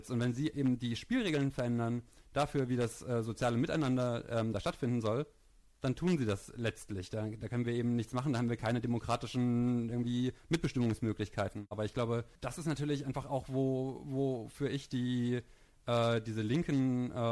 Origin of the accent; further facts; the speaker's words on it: East Germany, Germany; ich bin in Ostdeutschland auf dem Land groß geworden und die Themen, die mich dann damals als Jugendlicher ähm, beschäftigt haben, die haben auf Indie Media stattgefunden.